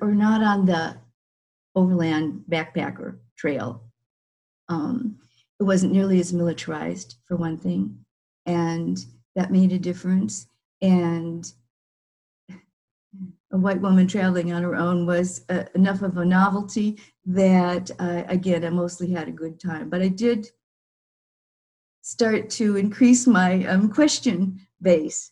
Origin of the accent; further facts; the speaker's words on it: Illinois, United States; moved away as an adult; I then came back to Illinois